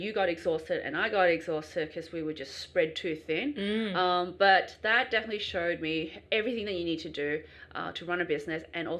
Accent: Canberra, Australian Capital Territory, Australia; also born or lived in China; From Canberra. I've got Chinese heritage, so born in China, but I grew up in Australia, regional country town / bush capital, Canberra.

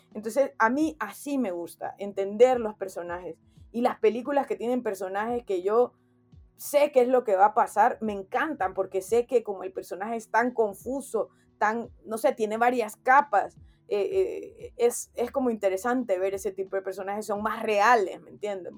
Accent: Honduras; como hondureño, como de, del lugar de donde soy

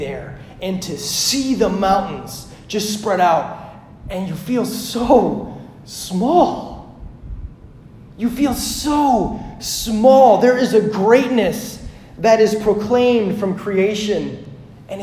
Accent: Hagen, Saskatchewan, Canada; I grew up in Hagen, Saskatchewan, Canada, which is pretty much like North Dakota squared

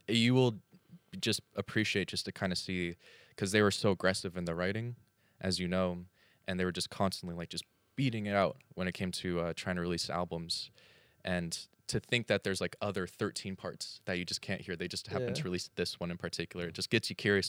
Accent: United States; I'm from the States

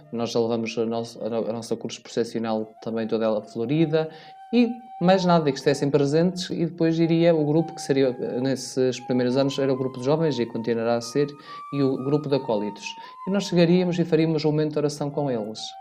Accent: Vila Verde, Norte, Portugal; moved away as an adult; now in Alentejo, Portugal; eu sou natural da Diocese de Braga. Mais concretamente, sou minhoto de Vila Verde

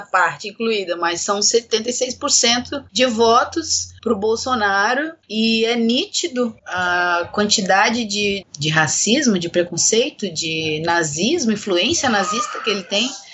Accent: Blumenau, Santa Catarina, Brazil; moved away as an adult; now in Florianópolis, Brazil; Eu sou nascida e criada em Blumenau

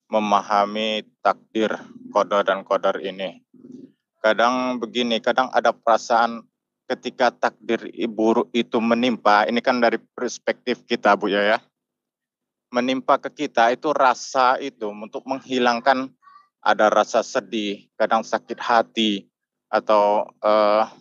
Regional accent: Teluk Kuantan, Riau, Indonesia; saya dari Riau, uh, tepatnya di Teluk Kuantan.

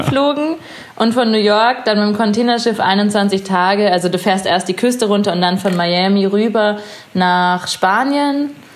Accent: Chiemsee / Munich, Bavaria, Germany; also born or lived in Innsbruck, Austria / Hawaii; now in Munich, Germany; Ich bin unter anderem auch am Chiemsee aufgewachsen und war halt auch immer am Wasser

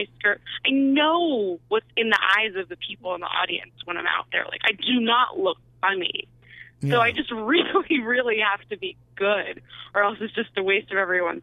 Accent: New Jersey, United States; I grew up in New Jersey, actually, in the suburbs.

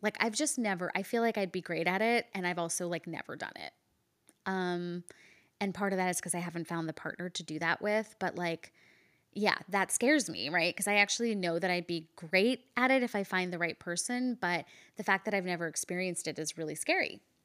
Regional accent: India; I'm Indian

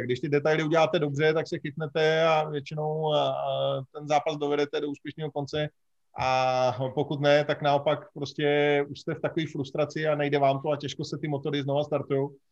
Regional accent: Bohemia, Czechia; u nás v Čechách

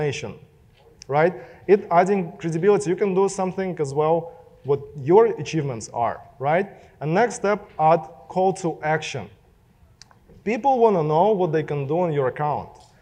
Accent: Russia; accent: Russian; English is a second language; moved away; my Russian accent

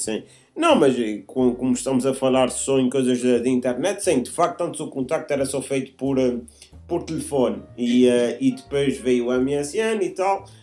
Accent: Azores, Portugal; nós somos açorianos

